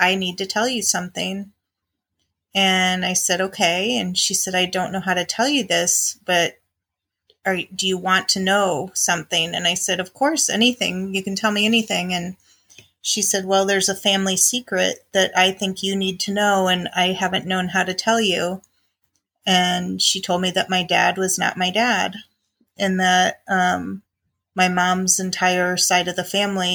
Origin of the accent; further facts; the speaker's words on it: Chicago, Illinois, United States; I grew up in the Midwest in Illinois with my mom, my dad, and one brother who's younger than me.